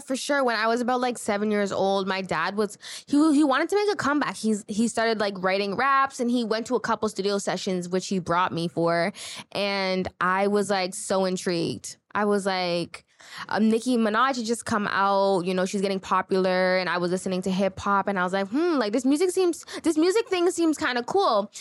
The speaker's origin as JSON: {"language": "English", "town": "Toronto", "region": "Ontario", "country": "Canada", "tie": "born or raised there", "said": "I grew up in Scarborough"}